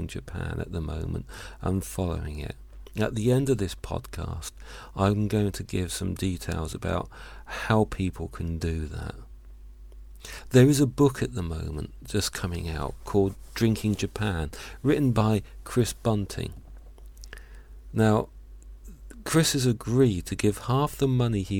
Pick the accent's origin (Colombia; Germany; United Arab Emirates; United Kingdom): United Kingdom; Hampshire, South East England; I was born in Hampshire. I was raised in Hampshire